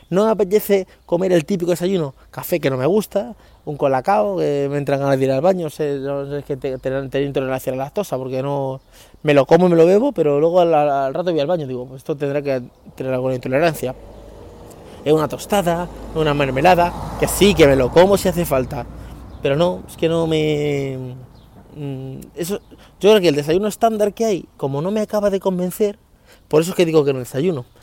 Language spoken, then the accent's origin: Spanish; Leganés, Community of Madrid, Spain; me crié en San Nicasio, sí, bueno, yo viví en Leganés hasta los 15 años y me crié en un barrio que se llamaba San Nicasio, que es un barrio humilde, un barrio obrero de, Leganés